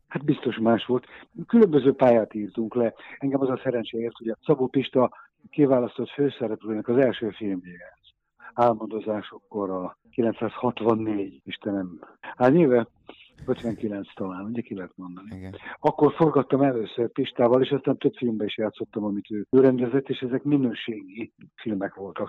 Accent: Budapest, Hungary; Egy évben születtünk, egy utcában laktunk, egy iskolába jártunk

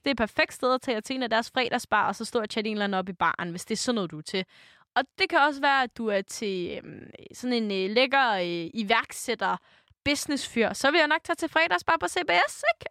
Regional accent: Denmark; vi som danskere, som folk

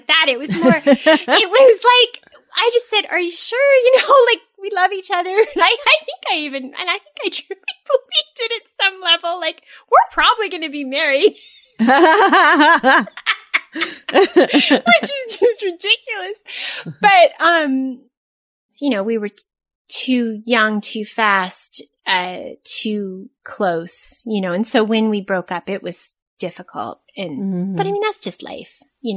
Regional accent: Southern California, United States; I'm from Southern California

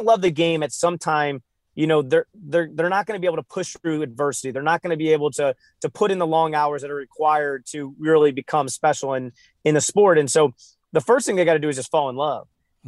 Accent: St. Louis, Missouri, United States; I'm from St. Louis. I grew up in the 90s. I was born in 89. So Michael Jordan was everything. I mean, if you grew up in the Midwest, there was only one person.

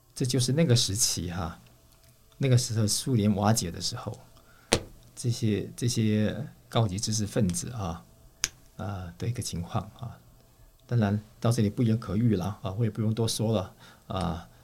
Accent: Taiwan; moved away; also born or lived in Russia; 我们从台湾来的

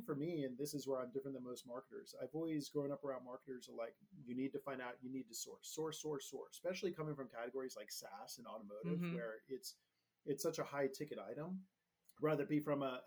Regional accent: Northern California, United States; also born or lived in Denver, Colorado; I grew up in Northern California

